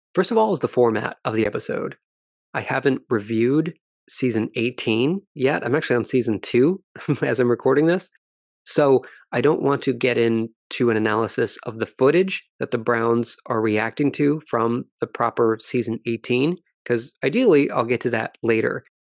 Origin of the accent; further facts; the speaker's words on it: Ireland; as we Irish say